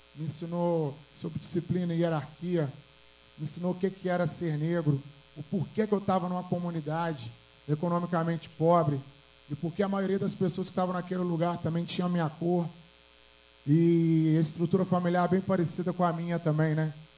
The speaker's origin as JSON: {"language": "Portuguese", "town": "Belo Horizonte", "region": "Minas Gerais", "country": "Brazil", "tie": "born or raised there", "said": "eu sou do Alto Veracruz, Zona Leste de BH aqui"}